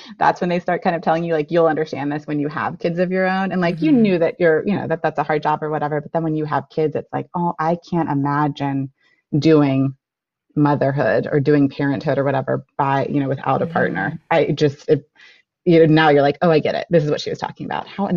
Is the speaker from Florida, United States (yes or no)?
yes; Florida, United States; now in Yardley, United States; I grew up in Florida, though, so I am not from this part of the country